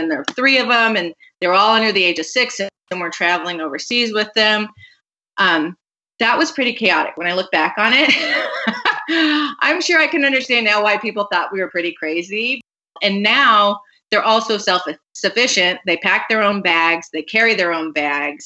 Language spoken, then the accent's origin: English; Phoenix, Arizona, United States; now in Chicago, United States; I grew up in Phoenix